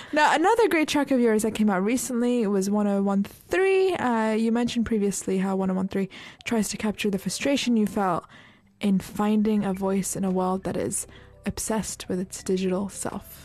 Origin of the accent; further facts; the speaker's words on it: United Kingdom; also born or lived in Turkey; as a British people